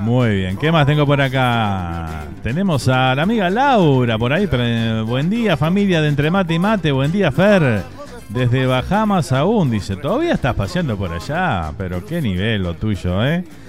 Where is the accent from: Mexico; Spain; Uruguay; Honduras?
Uruguay; Un candombe para todos los que eh, les encanta ese ritmo tan, tan autóctono nuestro